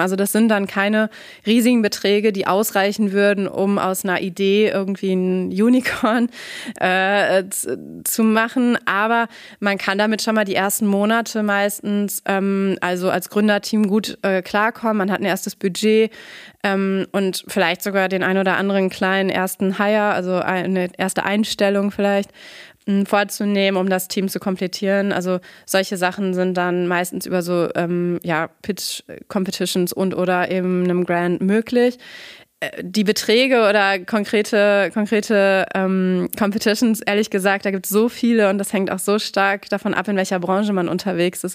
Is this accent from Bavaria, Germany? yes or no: no; Nordhorn, Lower Saxony, Germany; moved away as an adult; also born or lived in Frankfurt / New York / Guatemala; now in Münster, Germany; ursprünglich komme ich auch aus der Region, bin in Nordhorn aufgewachsen